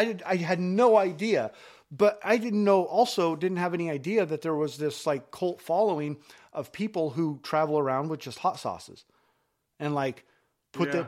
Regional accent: Elmira, Oregon, United States; also born or lived in Idaho; after we moved from Idaho, I moved down to a little spot like right outside of Eugene called Vinita, Elmira

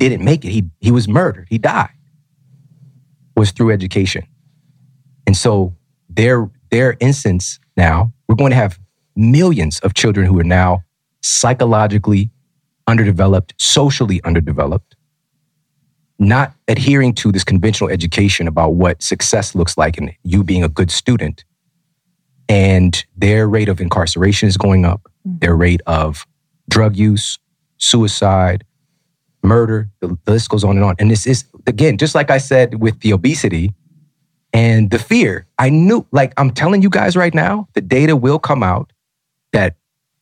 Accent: Ferguson, Missouri, United States; also born or lived in Florissant, Missouri / St. Louis, Missouri; I'm from Ferguson. Most of my years on this planet, I lived in Ferguson and Florissant, Missouri

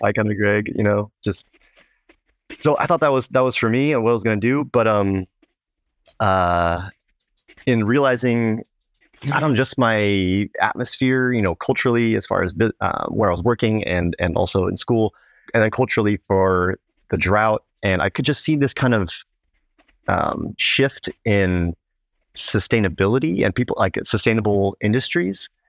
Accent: Placentia, California, United States; northern part of Orange County in, um, a small town called Placentia

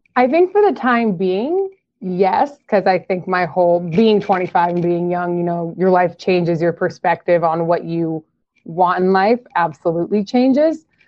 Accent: Nebraska, United States; I am from Nebraska

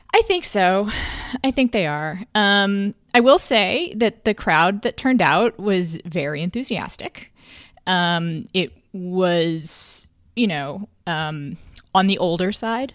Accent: Texas, United States; I'm from Texas

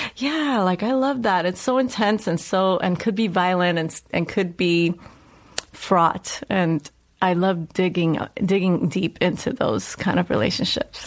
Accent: New York City, New York, United States; accent: Puerto Rican, New Yorkian Bronx dialect; moved away; I grew up in the South Bronx. I grew up in the housing projects, 183rd

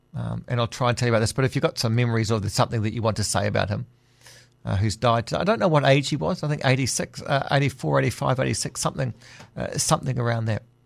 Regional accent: Auckland, New Zealand; growing up in Auckland

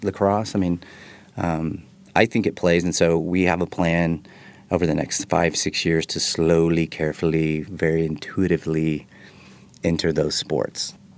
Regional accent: Texas, United States; I'm from Texas

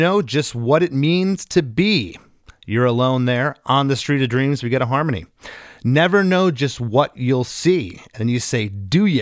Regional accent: Southwest Florida, United States; I grew up in Southwest Florida

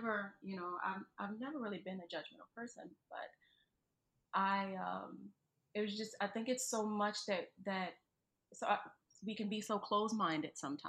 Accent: New Orleans, Louisiana, United States; I'm being from New Orleans, being from New Orleans, like, you know, things kind of get monotonous, you know?

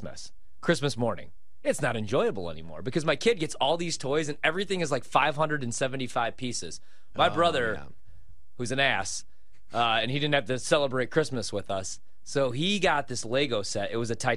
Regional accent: Midwest, United States; now in Washington, D.C., United States; we're from the Midwest

